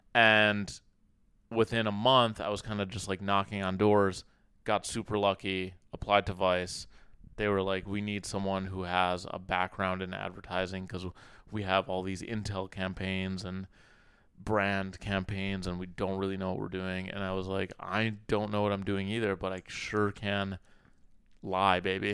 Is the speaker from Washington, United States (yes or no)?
no; Minnesota, United States; also born or lived in Cairo, Egypt; now in New York, United States; I grew up in Minnesota